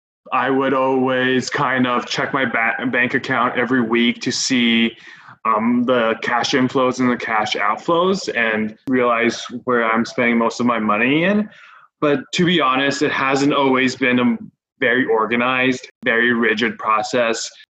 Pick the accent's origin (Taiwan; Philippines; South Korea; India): Taiwan; now in Toronto, Canada; I am 27 years old. I work as an auditor in a professional service firm. I currently live in Toronto. It's been my fourth year in Toronto. I'm originally from Taiwan.